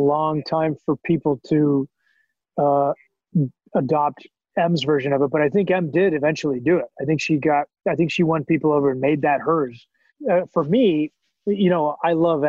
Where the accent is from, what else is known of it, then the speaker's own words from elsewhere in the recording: Canada; moved away as an adult; now in Los Angeles, United States; I came down here from as a Canadian actor who didn't know anybody.